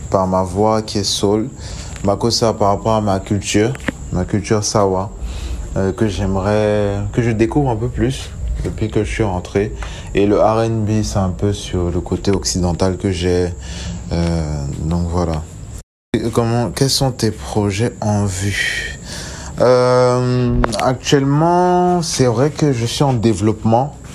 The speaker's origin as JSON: {"language": "French", "town": "Douala", "region": "Littoral", "country": "Cameroon", "said": "euh, je suis chanteur, j'ai 28 ans, je viens de Bonabéry dans la ville de Douala au Cameroun."}